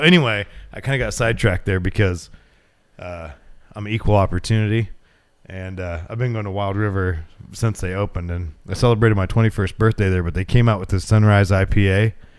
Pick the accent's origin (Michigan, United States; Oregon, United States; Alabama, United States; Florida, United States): Oregon, United States; Glendale; I grew up in Glendale, about a half hour north of here